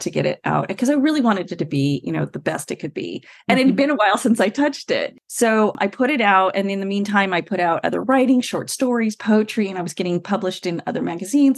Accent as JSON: {"language": "English", "region": "California", "country": "United States", "said": "I wrote every radio company I could in California because I'm from California"}